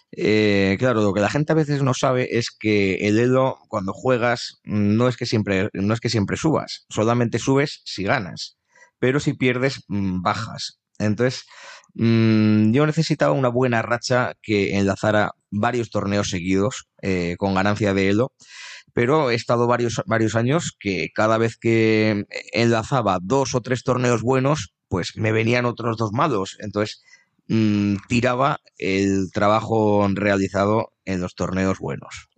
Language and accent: Spanish; Navarre, Spain; nos suelen preguntar a los navarros